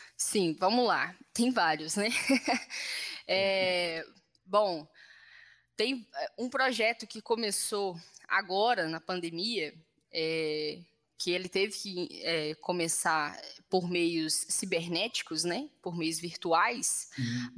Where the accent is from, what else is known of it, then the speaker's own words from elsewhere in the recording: Belo Horizonte, Minas Gerais, Brazil; eu sou da favela do Itaipu aqui